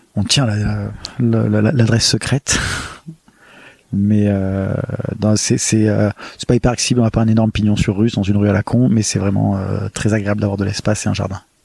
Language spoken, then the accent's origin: French; Marseille, Provence-Alpes-Côte d'Azur, France; also born or lived in Paris / Nantes / Berlin; je suis né euh, à Marseille euh, et j'ai grandi à Marseille jusqu'à mes 18 ans